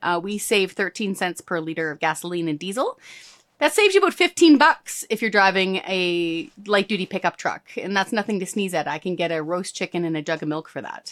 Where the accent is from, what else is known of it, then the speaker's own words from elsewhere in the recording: Hope, British Columbia, Canada; I was born and raised in rural British Columbia. So outside of the G V R D, I was raised in Hope.